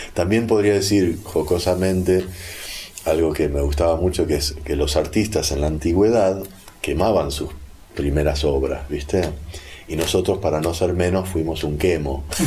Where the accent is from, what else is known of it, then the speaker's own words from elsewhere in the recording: Buenos Aires, Argentina; also born or lived in California; el porteño, así como el neoyorquino, creo que las grandes urbes en general, tenemos gente que maneja mucha data y a la vez somos prejuiciosos